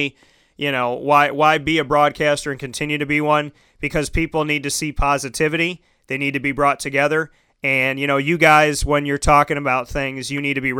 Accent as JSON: {"language": "English", "town": "Syracuse", "region": "New York", "country": "United States", "tie": "born or raised there", "also_born_or_lived": "Orlando / Scranton, Pennsylvania", "said": "This is my hometown"}